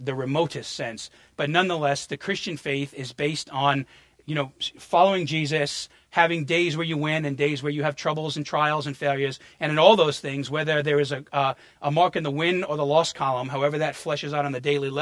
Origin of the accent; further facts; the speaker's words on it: New York, United States; moved away; also born or lived in New Orleans; I had too much concrete under my feet growing up in New York